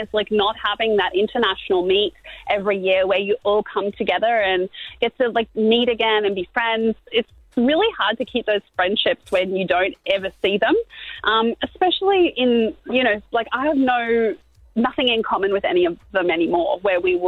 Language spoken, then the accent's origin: English; Queensland, Australia; it's in Queensland and, like, I'm a Queenslander